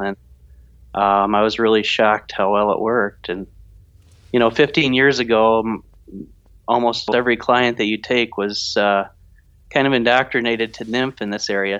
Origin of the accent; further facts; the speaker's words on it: Grandville, Michigan, United States; I grew up in West Michigan, a little town called Granville